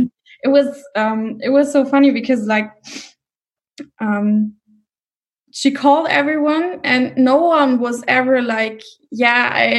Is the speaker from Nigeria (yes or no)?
no; Mosel region, Rhineland-Palatinate, Germany; now in Cologne, Germany; I come from the Mosel region.